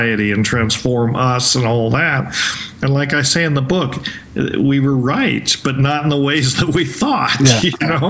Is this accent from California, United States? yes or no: no; Colorado, United States; moved away as an adult; also born or lived in Hawaii / Vancouver; I grew up in Colorado